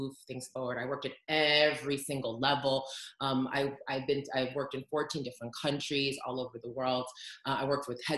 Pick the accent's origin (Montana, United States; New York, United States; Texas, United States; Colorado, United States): New York, United States; New York City; I'm from New York